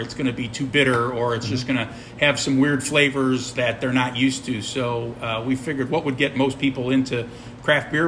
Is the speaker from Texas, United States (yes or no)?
no; Chicago, Illinois, United States; now in Lockport, United States; I'm originally from the South Side. I grew up near Midway Airport.